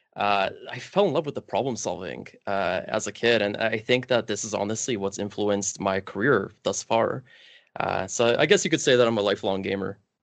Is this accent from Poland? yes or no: yes; Kielce, Świętokrzyskie Voivodeship, Poland; now in Canada; I was actually bo-, born outside of Canada in a small city in Poland called Kielce.